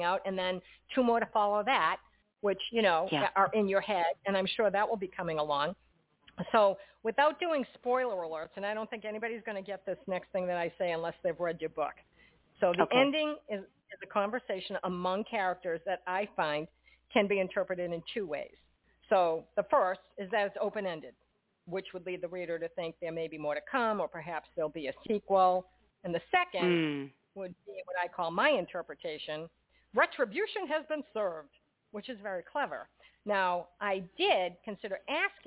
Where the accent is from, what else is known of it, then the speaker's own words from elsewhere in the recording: Boston, Massachusetts, United States; I'm from Boston